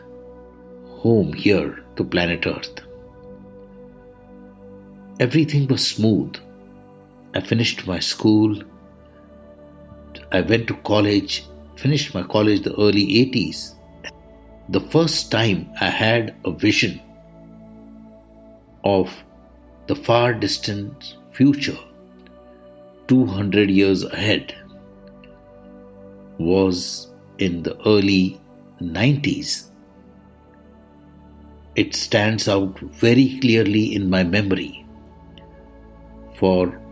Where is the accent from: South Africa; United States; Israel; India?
India; I am the Indian monk.